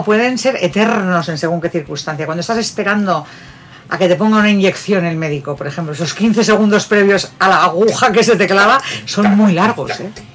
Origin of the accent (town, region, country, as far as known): Bilbao, Basque Country, Spain